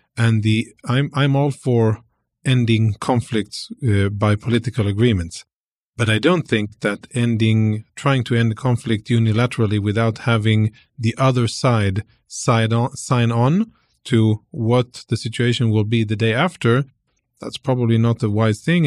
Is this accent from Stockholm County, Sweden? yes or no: no; Malmö, Skåne, Sweden; also born or lived in Jerusalem, Israel; most of my formative years were in southern Sweden, in a city called Malmö.